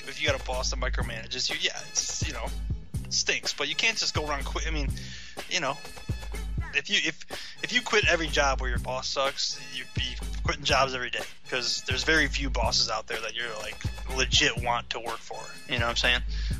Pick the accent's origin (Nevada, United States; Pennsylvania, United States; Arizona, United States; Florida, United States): Nevada, United States; Las Vegas; So I'm from Vegas, and I'm good with a shank. So, like, I'm ….